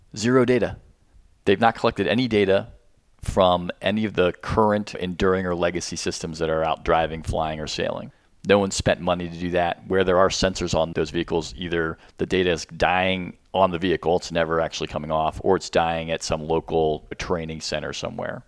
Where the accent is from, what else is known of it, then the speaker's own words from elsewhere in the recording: Arlington, Virginia, United States; I lived here my whole life